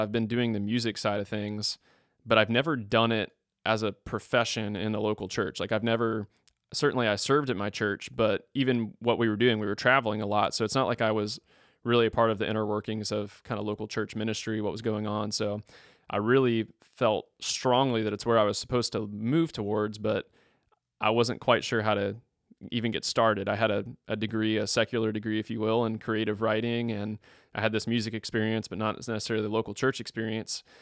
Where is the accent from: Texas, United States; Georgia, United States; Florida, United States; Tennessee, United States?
Florida, United States; Tallahassee; moved away as an adult; also born or lived in Mississippi; I'm from Tallahassee, Florida.